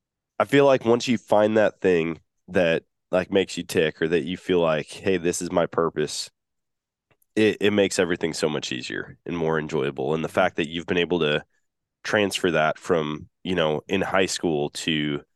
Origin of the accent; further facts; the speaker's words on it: Wisconsin, United States; moved away; because I moved away from my home state of Wisconsin, kind of a similar deal.